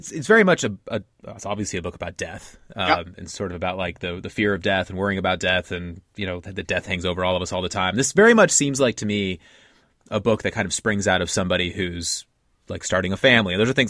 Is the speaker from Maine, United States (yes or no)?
no; California, United States; I grew up in California.